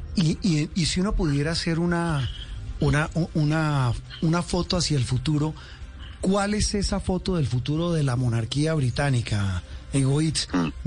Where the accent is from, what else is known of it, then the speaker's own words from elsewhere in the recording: Colombia; en un país como el nuestro